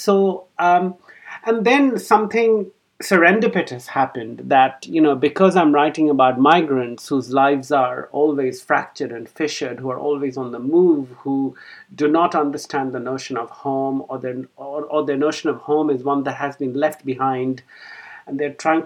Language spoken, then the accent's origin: English; Kolkata, West Bengal, India; moved away as an adult; also born or lived in Cambridge, United Kingdom; now in London, United Kingdom; I was born in Calcutta in India, and I went to school there